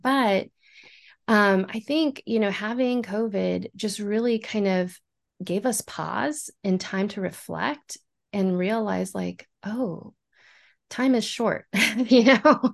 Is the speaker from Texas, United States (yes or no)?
yes; San Antonio, Texas, United States; I am from San Antonio, Texas